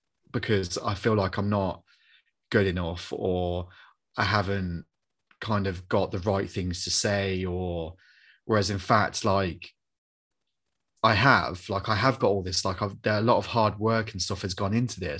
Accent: Coventry, West Midlands, United Kingdom; I'm this kid from Coventry

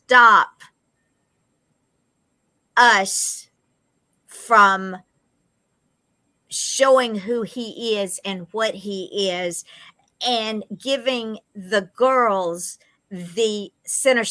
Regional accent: Georgia, United States; we're from Georgia

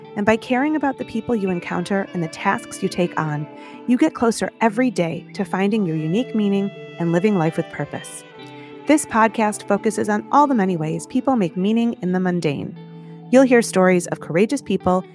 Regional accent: United States; As an American Jew

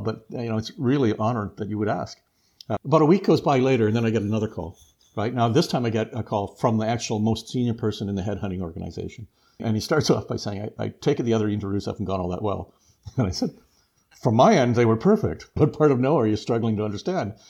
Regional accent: Leamington, Ontario, Canada; I was from Leamington area, big agricultural area for it.

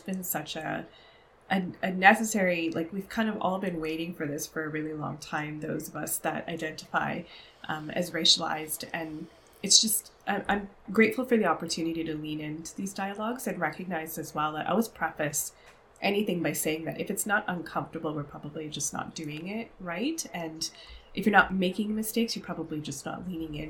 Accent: Canada; I grew up as a child of Pakistani immigrants and first generation Canadian

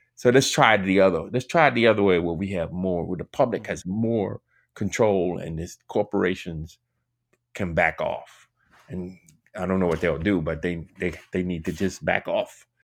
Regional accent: Washington, District of Columbia, United States; I grew up in Washington D.C.

